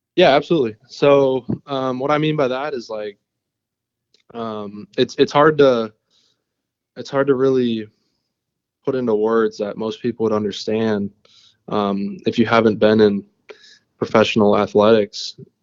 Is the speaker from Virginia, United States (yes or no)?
no; Minnesota, United States; I grew up in Minnesota